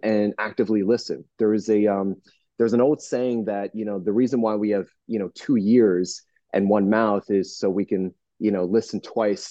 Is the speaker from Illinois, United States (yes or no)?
no; New Jersey, United States; now in Southern California, United States; I'm from New Jersey originally